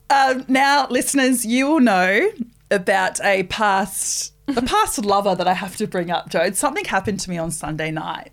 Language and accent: English; New Zealand; also born or lived in Rotorua; now in Australia; I'm not an Australian citizen. I'm a Kiwi